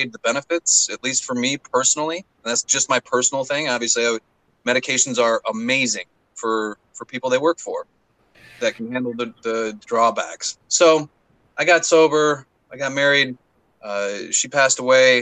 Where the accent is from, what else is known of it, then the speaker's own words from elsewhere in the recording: Southeast Michigan, United States; also born or lived in Detroit; I grew up in Michigan, Southeast Michigan, little town